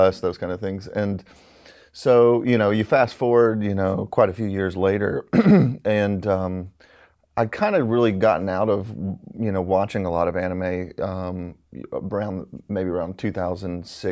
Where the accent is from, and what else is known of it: Alabama, United States; born or raised there